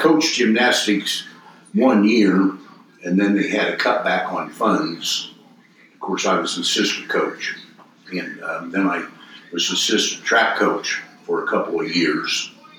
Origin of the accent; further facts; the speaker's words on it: Terre Haute, Indiana, United States; moved away; And at the time, I was from Terre Haute.